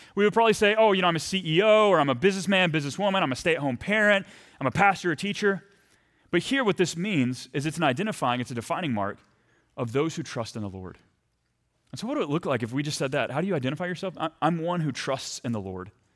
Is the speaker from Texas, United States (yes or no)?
yes; Texas, United States; moved away as an adult; also born or lived in Saint Paul, Minnesota; I'm from Texas